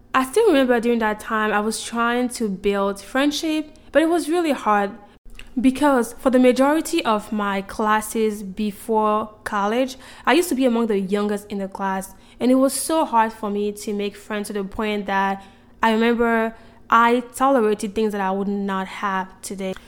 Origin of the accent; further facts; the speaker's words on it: Côte d’Ivoire; moved away as an adult; now in United States; growing up in Ivory Coast.